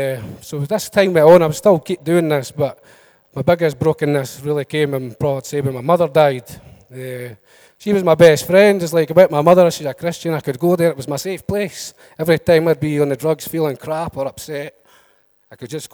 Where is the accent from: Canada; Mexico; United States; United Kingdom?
United Kingdom; Edinburgh, Scotland; I come from Leith in Edinburgh.